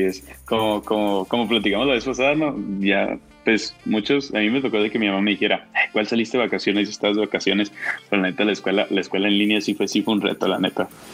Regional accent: Mexico; como mexicanos

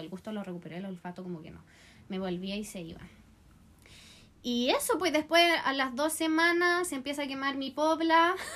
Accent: Chile; chileno en Río

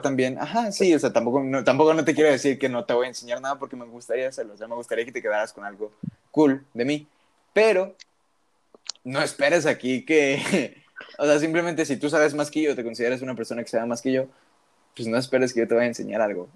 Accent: Mexico; tú y yo como mexicanos

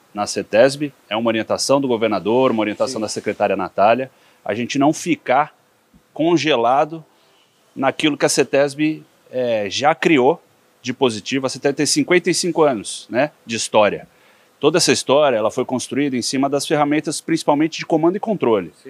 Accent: São Paulo, Brazil; also born or lived in Piracicaba; cresci em São Paulo

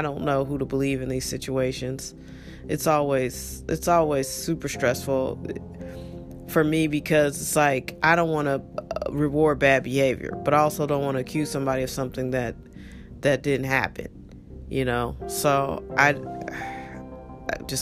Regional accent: United States; we're American

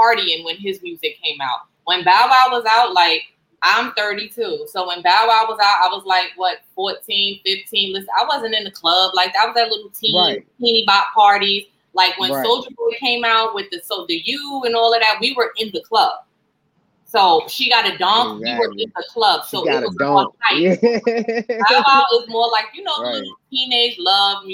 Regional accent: New York, United States; I'm from New York

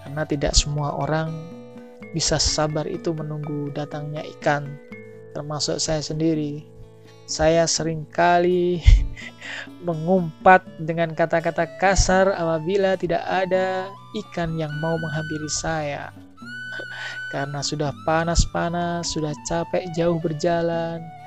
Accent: Pulau Aceh, Indonesia; Daerah saya ini, tempat Pulau Aceh ini memang langsung berbatasan dengan Samudra India.

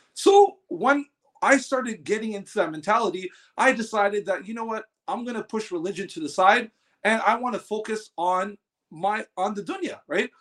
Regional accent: Los Angeles, California, United States; I was born and raised in Los Angeles.

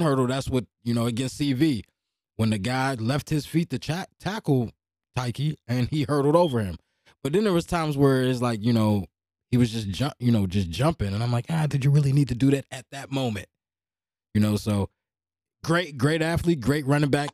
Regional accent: Hopewell, Pennsylvania, United States; I'm from Hopewell

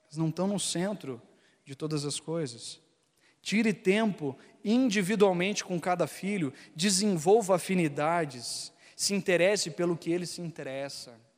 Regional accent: Gaúcho, Rio Grande do Sul, Brazil; eu, e minha esposa, é, a gente é gaúcho

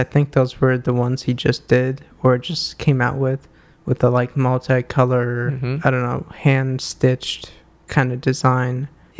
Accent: New York City, New York, United States; growing up and going to school in the Bronx.

